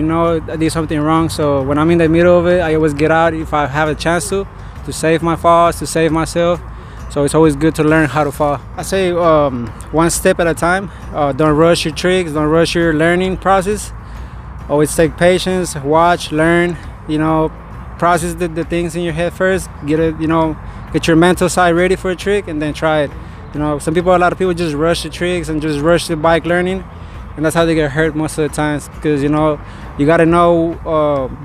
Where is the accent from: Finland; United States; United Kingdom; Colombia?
Colombia; Bogotá, Bogotá Capital District; moved away; I'm originally from Colombia, Bogota, Colombia, the capital